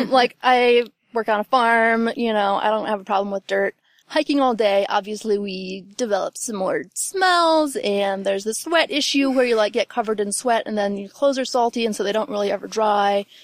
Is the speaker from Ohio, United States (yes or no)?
yes; Ohio, United States; also born or lived in West Virginia; I'm from, I like to say West Virginia, but I grew up in Ohio. I'm from all over, I guess.